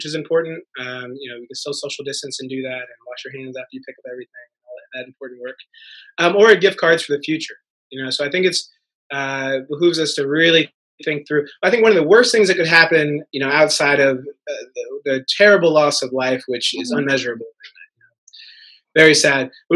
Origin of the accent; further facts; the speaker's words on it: Missouri, United States; moved away as an adult; also born or lived in Harlem, New York; now in New York, United States; I'm from Missouri.